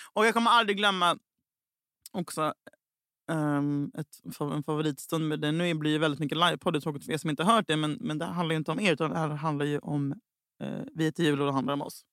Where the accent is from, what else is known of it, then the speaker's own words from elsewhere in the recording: Gothenburg, Västra Götaland, Sweden; jag är fucking göteborgare